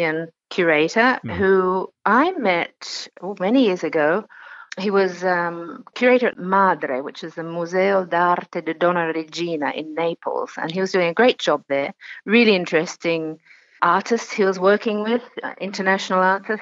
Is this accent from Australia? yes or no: yes; Australia; also born or lived in Italy; being Australian